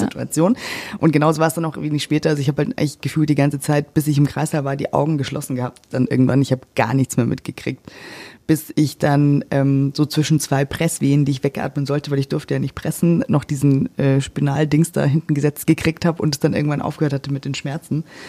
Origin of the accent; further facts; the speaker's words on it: Germany; also born or lived in Cyprus; dann kam ich zurück nach Deutschland. Wir sind jetzt seit gut anderthalb Jahren, knapp zwei Jahren wieder da. Und ähm, ja, ich bin jetzt erstmal in meine Heimatstadt zurückgezogen